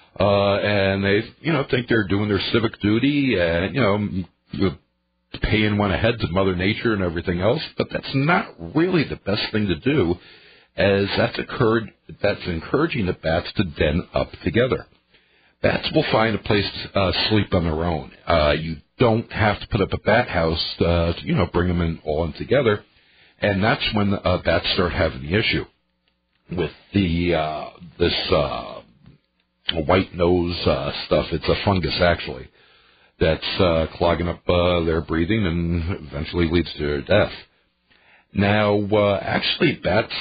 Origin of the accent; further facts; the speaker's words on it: near Rockland County, New York, United States; now in La Crosse, United States; this is coming from back in New York State. It was actually very close to my hometown